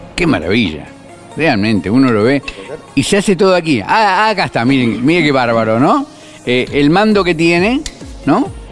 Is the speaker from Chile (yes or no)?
no; Argentina; como argentino y amante del auto